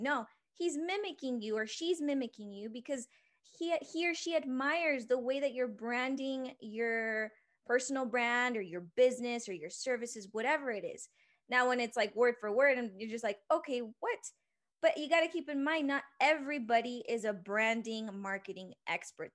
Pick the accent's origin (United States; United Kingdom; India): United States; Oxnard, California; also born or lived in Ventura, California; now in Salt Lake City, United States; I was born in Ventura, California, raised in a little town called Oxnard, the eight oh five